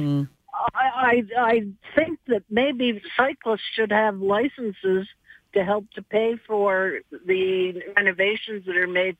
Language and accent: English; Montreal, Quebec, Canada; now in Calgary, Canada; I grew up in Montreal